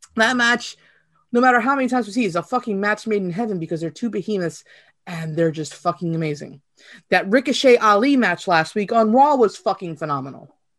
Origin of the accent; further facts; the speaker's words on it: Virginia, United States; accent: East Coast Southern; this is actually an East Coast Southern accent, more Virginia-ish.